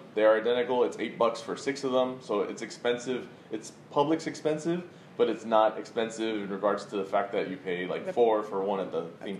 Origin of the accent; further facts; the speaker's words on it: Miami, Florida, United States; I was raised in Miami, Florida, about 3 hours south of Walt Disney World.